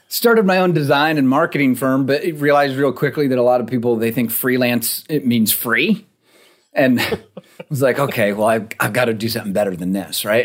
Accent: Rochester, New York, United States; moved away; also born or lived in Fort Collins, Colorado; I grew up in Rochester, New York, you know, snow belt.

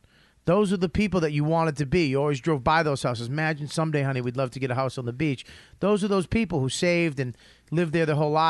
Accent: United States; we're American.

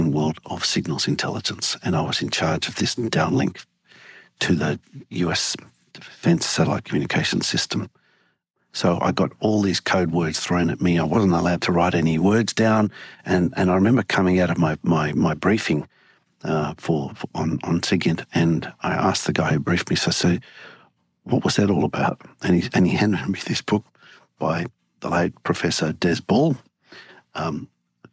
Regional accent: Sydney, New South Wales, Australia; also born or lived in Valparaiso, Chile; now in Washington, United States; We moved to Australia when I was about 9 and settled in Sydney.

